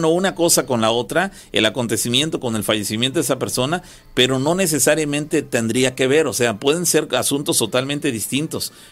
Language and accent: Spanish; San José La Troje, Veracruz, Mexico; now in Mexico City, Mexico; Yo soy originario de San José La Troje, aquí en Veracruz, pero actualmente radico en la Ciudad de México.